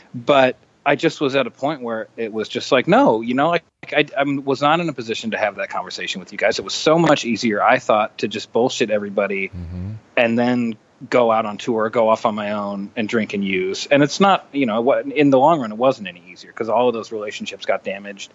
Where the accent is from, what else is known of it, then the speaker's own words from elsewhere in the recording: the Northwest, Pacific Northwest, United States; I grew up in the in Northwest at a time when uh, heroin was really prevalent